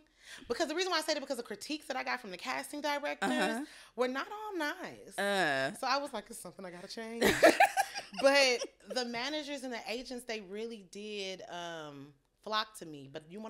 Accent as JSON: {"language": "English", "region": "the South", "country": "United States", "said": "I mean, I'm from the South, so it's a little, it was a little different."}